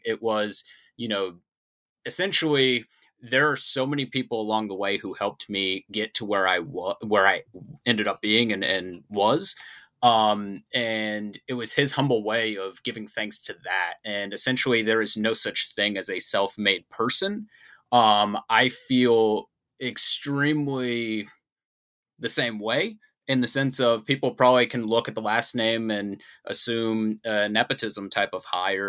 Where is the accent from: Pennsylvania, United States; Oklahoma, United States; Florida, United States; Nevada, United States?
Florida, United States; South; moved away as an adult; now in Arizona, United States; I grew up in South Florida